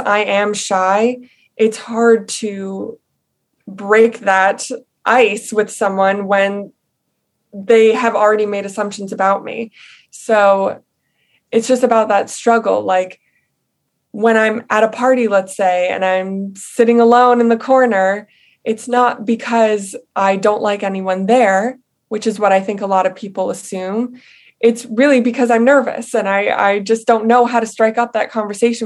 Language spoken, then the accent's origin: English; Long Island, New York, United States; now in Queens, United States; I grew up on Long Island.